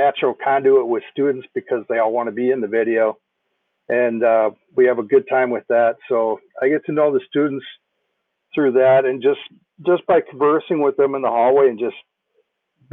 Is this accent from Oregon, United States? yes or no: no; Minnetonka, Minnesota, United States; I grew up in Minnetonka, went to Minnetonka High School